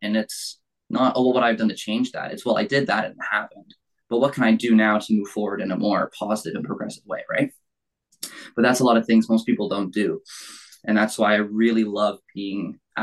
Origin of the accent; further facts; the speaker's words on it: Burlington, Ontario, Canada; born and raised in Burlington really my whole life. Haven't really gone anywhere else